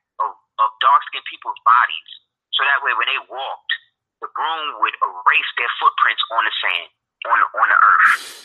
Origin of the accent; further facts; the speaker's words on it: United States; us growing up in America